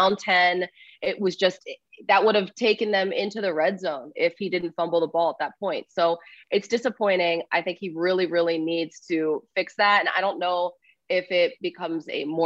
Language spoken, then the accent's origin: English; Philadelphia, Pennsylvania, United States; I'm from Philadelphia